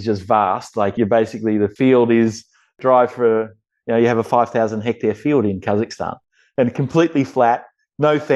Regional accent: Watchem, Victoria, Australia; moved away as an adult; now in Romania; the area where I grew up around Watchman and Burchett

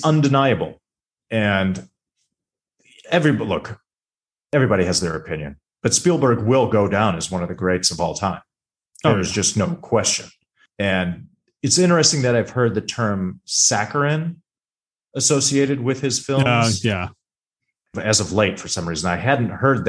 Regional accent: Chicago, Illinois, United States; I am from the Chicago area

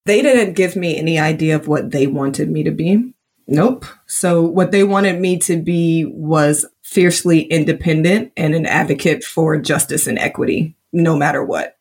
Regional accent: Indianapolis, Indiana, United States; now in Georgia, United States; growing up in Indianapolis, Indiana in the early 80s

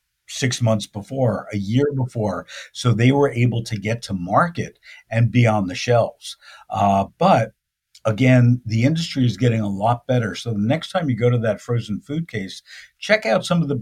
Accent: Belleville, New Jersey, United States; also born or lived in Philadelphia; now in Santa Monica, United States; I grew up in New Jersey, in northern New Jersey. Yeah, Belleville, New Jersey.

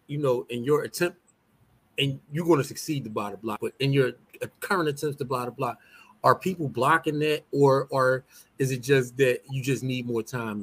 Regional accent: Philadelphia, Pennsylvania, United States; I grew up at 20th in York

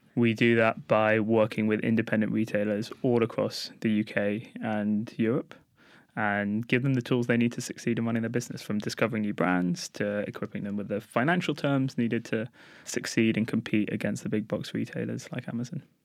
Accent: London, United Kingdom; Growing up in Golders Green

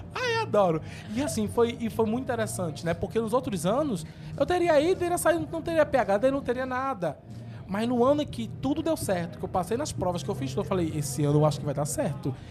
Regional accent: Jaboatão dos Guararapes, Pernambuco, Brazil; moved away as an adult; also born or lived in São Paulo / Rio de Janeiro; Nasci em Jaboatão dos Guararapes, 14 de julho de 91. E cresci lá em Jabotão também

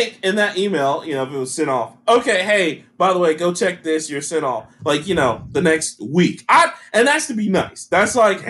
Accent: Montgomery, Alabama, United States; I'm from Montgomery.

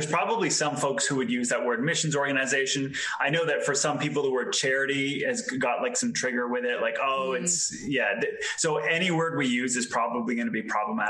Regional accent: Canada; also born or lived in Europe; I'm Canadian. So I grew up for part of my life in Canada, part of my life in Europe. So I definitely have no idea where I'm from anymore.

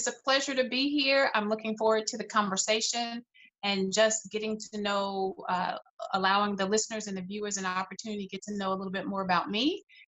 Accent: Birmingham, Alabama, United States; moved away as an adult; also born or lived in California / Nashville, Tennessee / Richmond, Virginia / Dallas, Texas; now in Northwest Arkansas, United States; I was born in California. I grew up in Birmingham, Alabama, spent just about all of my, from about 2 years old until I graduated college in Alabama. That's where my mother's family is from, and so Birmingham is my home.

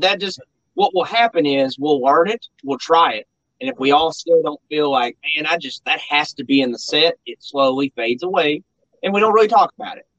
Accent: Mount Sterling, Kentucky, United States; I'm also from Mount Sterling

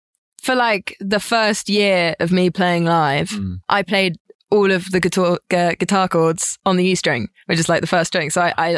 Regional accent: Suffolk, East of England, United Kingdom; I'm from Suffolk.

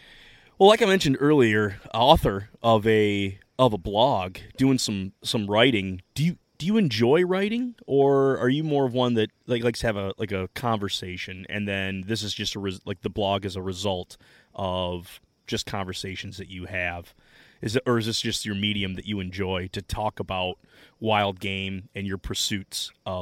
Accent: Midwest, United States; Being a Midwesterner, it's hard to place where all these fires are at.

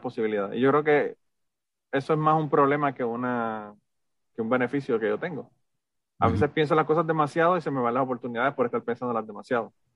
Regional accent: Puerto Rico; moved away as an adult; sé que soy puertorriqueño, estoy orgulloso de haber nacido en Puerto Rico

